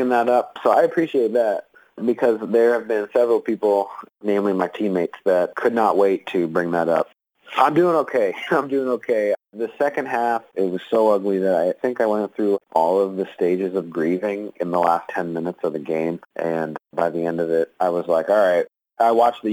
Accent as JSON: {"language": "English", "area": "Philly area", "region": "New Jersey", "country": "United States", "tie": "born or raised there", "moved": "yes", "said": "I'm originally from New Jersey"}